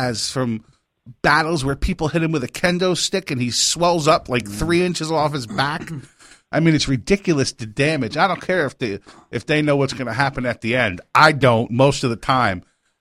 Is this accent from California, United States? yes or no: no; Orange County, New York, United States; I grew up in Orange County, New York, which is like 10 minutes from where their show is